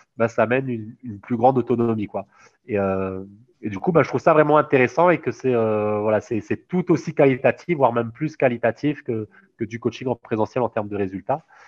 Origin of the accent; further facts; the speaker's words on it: Réunion; moved away as an adult; also born or lived in Toulouse, France; moi, je suis réunionnais